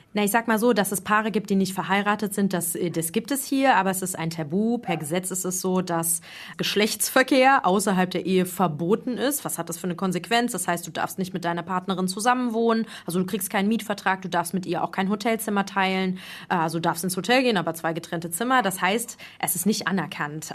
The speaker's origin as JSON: {"language": "German", "country": "Germany", "moved": "yes", "lives_now": "Morocco", "said": "ich bin ja Deutsche"}